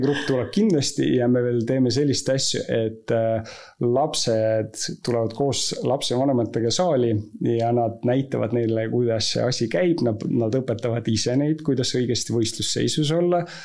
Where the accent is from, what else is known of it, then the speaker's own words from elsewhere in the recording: Estonia; ma olen Eestis sündinud